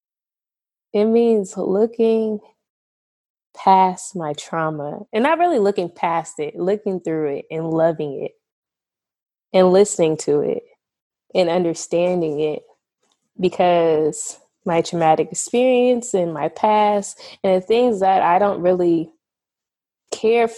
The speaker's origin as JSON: {"language": "English", "town": "Seattle", "region": "Washington", "country": "United States", "said": "I am from Seattle, Washington. I'm also living there and there currently"}